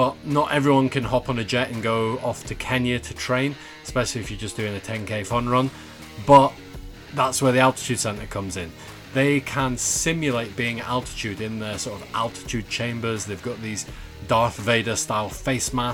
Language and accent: English; Scotland, United Kingdom; I grew up in Scotland